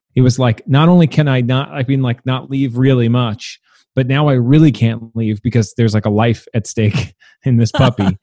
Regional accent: New York City, New York, United States; moved away as an adult; also born or lived in Williamsburg, Brooklyn; now in Brooklyn, United States; I'm from Staten Island. My parents live there still

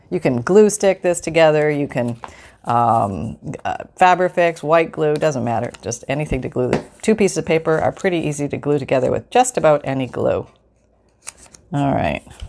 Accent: Canada; moved away; also born or lived in United States; I'm still Canadian. I'm Canadian and American

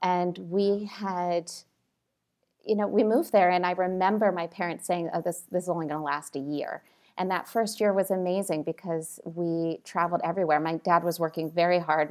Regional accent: Italy; moved away; also born or lived in Washington, D.C.; I grew up in Italy

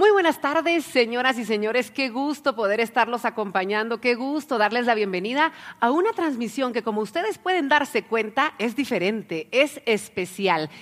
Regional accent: Guatemala; para que podamos crecer todos juntos como guatemaltecos

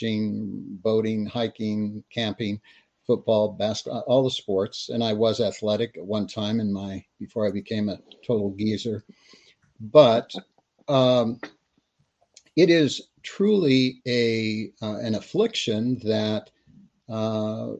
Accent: Texas, United States; also born or lived in California; being Texan, we're out here in the West

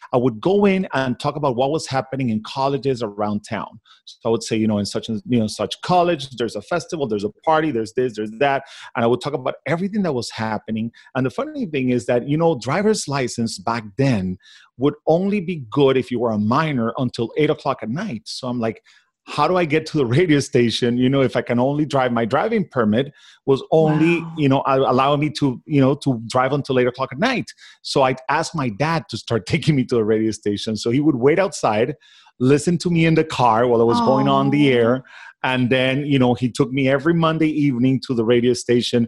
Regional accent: Caracas, Capital District, Venezuela; English is a second language; moved away as an adult; now in Miami, United States; So I was born and raised in Caracas, Venezuela

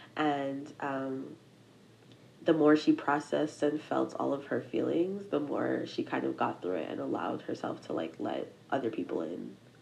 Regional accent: Massachusetts, United States; I am a Nigerian American nursing student, um, from Massachusetts.

